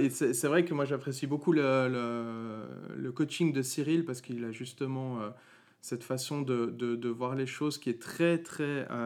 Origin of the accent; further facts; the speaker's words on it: Valais, Switzerland; also born or lived in Vaud; moi je suis valaisan, je tiens à préciser.